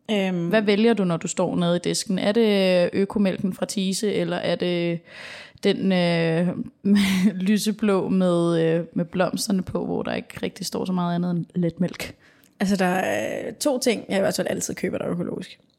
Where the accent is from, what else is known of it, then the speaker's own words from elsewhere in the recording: Denmark; her hjemme i Danmark.